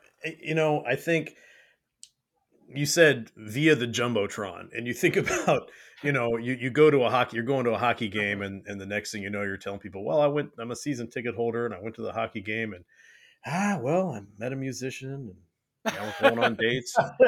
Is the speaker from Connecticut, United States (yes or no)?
no; California, United States; I grew up in California in the heyday of the San Francisco 49ers and the Oakland A's. And that's what I grew up with.